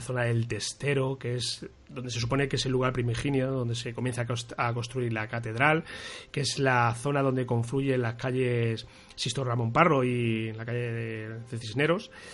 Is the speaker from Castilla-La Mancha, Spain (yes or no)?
yes; Toledo, Castilla-La Mancha, Spain; nosotros que somos de Toledo